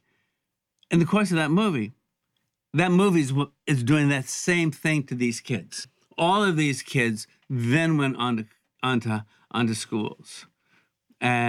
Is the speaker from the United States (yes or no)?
yes; Alabama, United States; I grew up in Alabama